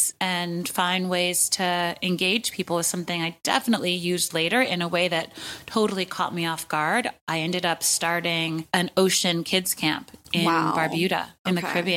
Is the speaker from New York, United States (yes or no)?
yes; New York City, New York, United States; I was born in 1980 and grew up in Fort Greene. And I live a block away from the house I grew up